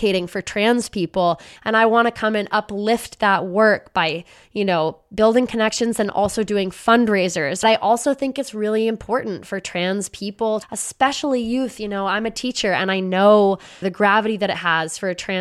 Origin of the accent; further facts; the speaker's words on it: Los Angeles, California, United States; right here in my hometown in Los Angeles